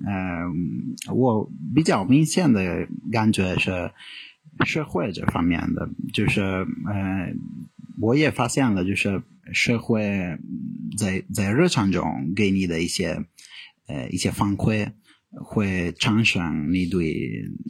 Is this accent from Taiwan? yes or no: no; Italy; Chinese is a second language; moved away as an adult; now in China; 我来自意大利，我在中国待了大概五年